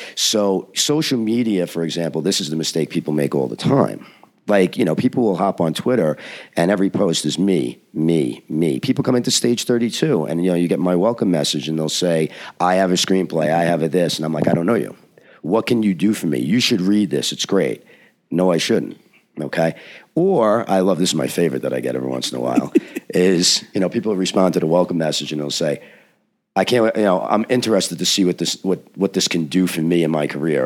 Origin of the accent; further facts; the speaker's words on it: United States; I'm an American writer